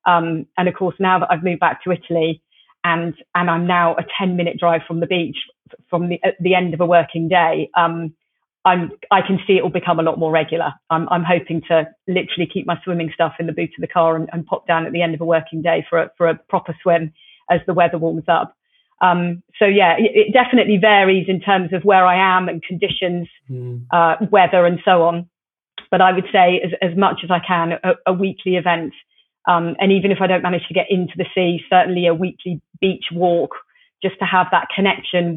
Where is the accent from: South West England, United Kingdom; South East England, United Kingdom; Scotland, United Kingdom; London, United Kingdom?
South West England, United Kingdom; Plymouth; I grew up in Plymouth